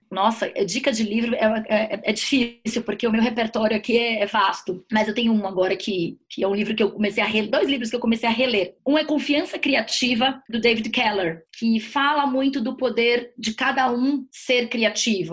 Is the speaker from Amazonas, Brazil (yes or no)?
yes; Manaus, Amazonas, Brazil; moved away as an adult; now in São Paulo, Brazil; a própria vinda de Manaus, eu sou de Manaus, a minha vinda de Manaus para São Paulo